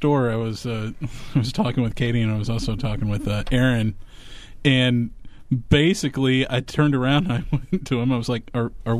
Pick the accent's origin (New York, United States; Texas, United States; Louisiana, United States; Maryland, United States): Texas, United States; accent: Texas twang; as a Texan